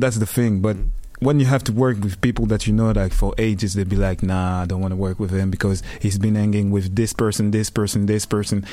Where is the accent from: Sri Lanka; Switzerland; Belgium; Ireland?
Belgium; Liège, Wallonia; I come from Belgium, Liège, Katmil. Ah, represent my city.